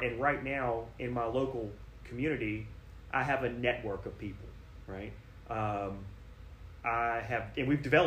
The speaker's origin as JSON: {"language": "English", "town": "Danville", "country": "United States", "tie": "born or raised there", "said": "I have a lot of faith in my community and in my hometown"}